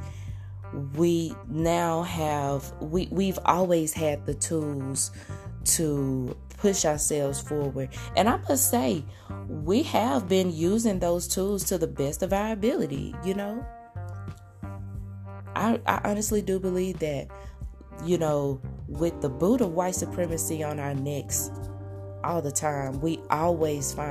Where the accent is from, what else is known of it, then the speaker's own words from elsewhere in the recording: Arkansas, United States; now in Oklahoma, United States; I'm originally from Arkansas, but I currently live in Oklahoma, both very beautiful states. I'm very proud of my southern / mid-south roots.